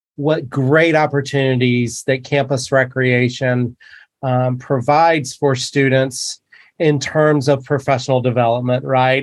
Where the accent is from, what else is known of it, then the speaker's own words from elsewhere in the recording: North Carolina, United States; also born or lived in Jackson, Wyoming; now in San Luis Obispo, United States; growing up in North Carolina, I didn't I didn't get into snow sports until I moved to to Jackson, Wyoming